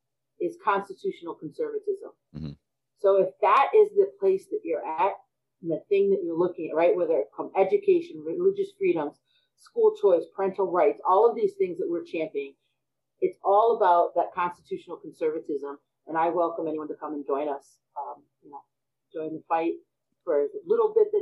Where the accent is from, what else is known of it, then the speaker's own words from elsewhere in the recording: United States; Absolutely. You know, again, we're American.